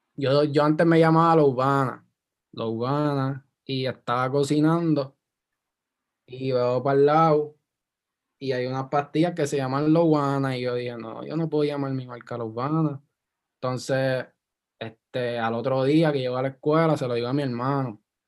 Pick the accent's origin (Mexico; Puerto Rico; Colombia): Puerto Rico; Guaynabo; moved away as an adult; also born or lived in Isla Verde, Puerto Rico; yo me crié en Guaynabo, yo soy Guaynabich